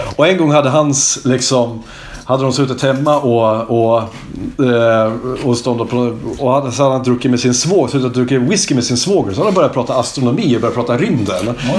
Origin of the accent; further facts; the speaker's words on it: Hälsingland, Gävleborg County, Sweden; now in Kungsbacka, Sweden; nu är jag så jävla stolt över att vara hälsing